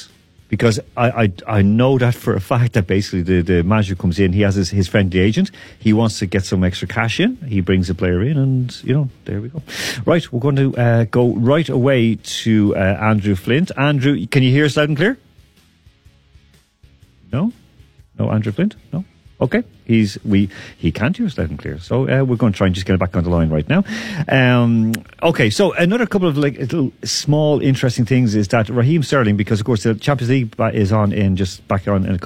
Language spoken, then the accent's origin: English; Ireland; now in Moscow, Russia; I'm talking as an Irishman